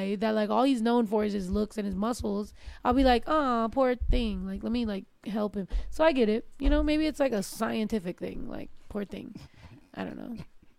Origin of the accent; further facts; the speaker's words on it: California, United States; also born or lived in Texas; Like, I was from California. I lived in Texas.